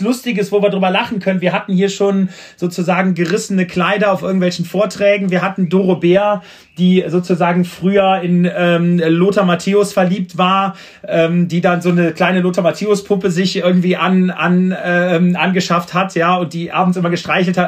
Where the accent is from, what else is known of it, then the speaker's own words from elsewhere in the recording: Düren, North Rhine-Westphalia, Germany; Ich komme aus Düren, also die Eifel war sozusagen, das ist ja das Tor zur Eifel